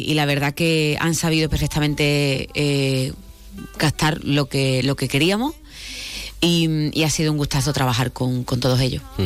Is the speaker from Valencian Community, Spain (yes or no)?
no; Málaga, Andalusia, Spain; soy de Málaga. Vengo de Málaga